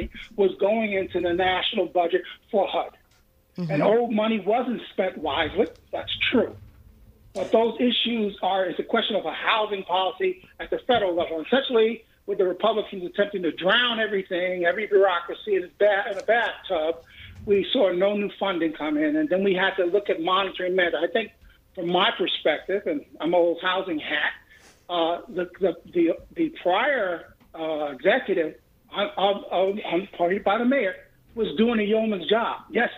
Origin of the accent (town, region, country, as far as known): New York City, New York, United States